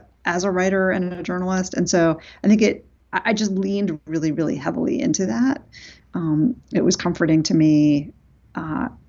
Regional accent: New York City, New York, United States; I grew up in New York City, but my parents were divorced

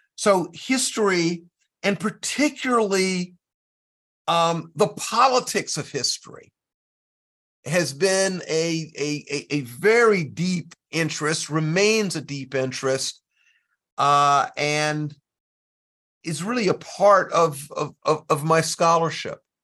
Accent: South Carolina, United States; I'm from South Carolina

